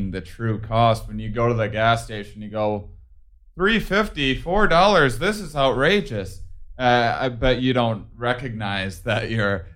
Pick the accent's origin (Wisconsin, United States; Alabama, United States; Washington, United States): Wisconsin, United States; I'm from Wisconsin